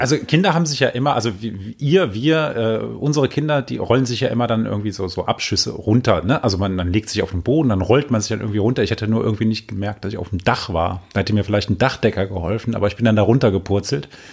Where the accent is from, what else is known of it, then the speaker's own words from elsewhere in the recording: Düsseldorf, North Rhine-Westphalia, Germany; als Düsseldorfer